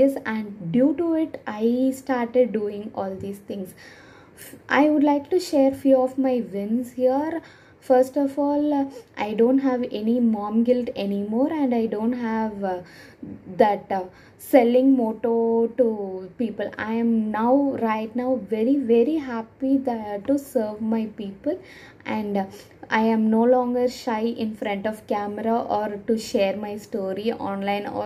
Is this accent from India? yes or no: yes; India; I'm from India